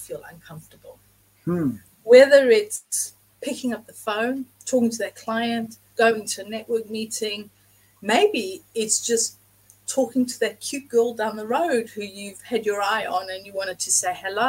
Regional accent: South Africa; now in England; I grew up in South Africa

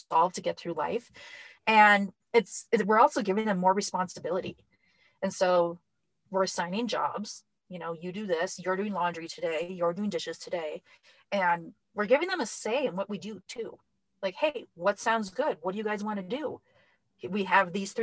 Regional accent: Minnesota, United States; We are from Minnesota

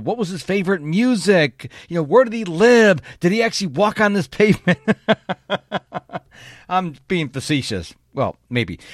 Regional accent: Rochester, New York, United States; moved away as an adult; now in Houston, United States; in my hometown of Rochester, New York

